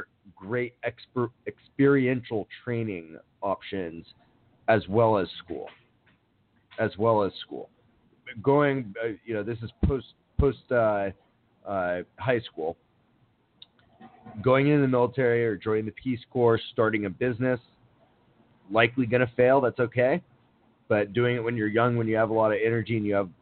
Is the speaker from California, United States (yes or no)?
no; Miami, Florida, United States; now in Los Angeles, United States; My hometown of Miami